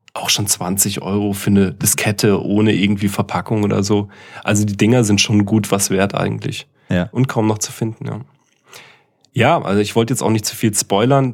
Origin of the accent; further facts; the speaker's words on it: East Germany, Germany; moved away; also born or lived in Karlsruhe; Ich komme ja aus dem Osten